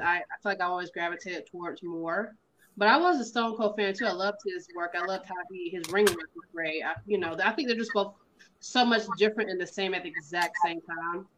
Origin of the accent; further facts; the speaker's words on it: the South, United States; I grew up in the south, and my mom and them from, from up north.